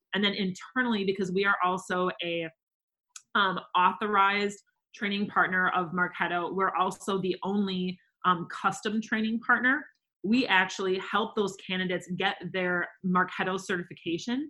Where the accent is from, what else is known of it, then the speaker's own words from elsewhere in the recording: Wisconsin, United States; now in Minnesota, United States; I'm from Wisconsin